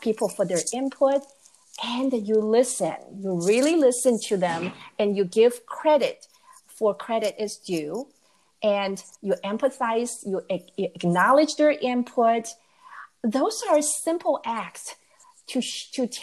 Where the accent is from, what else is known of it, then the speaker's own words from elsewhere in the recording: Taiwan; moved away as an adult; now in United States; I grew up in Taiwan and I came to the U.S. to go to graduate school